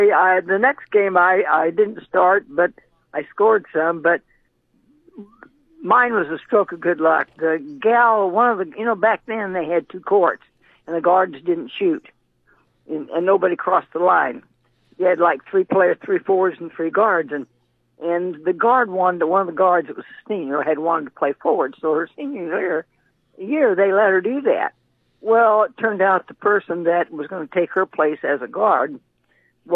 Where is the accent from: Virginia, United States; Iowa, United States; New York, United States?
Iowa, United States; Exira; I'm from Iowa